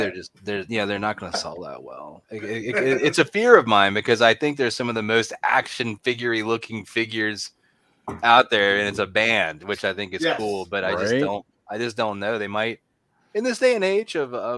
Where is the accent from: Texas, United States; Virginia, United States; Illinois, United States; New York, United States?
Virginia, United States; near Richmond; I grew up in Virginia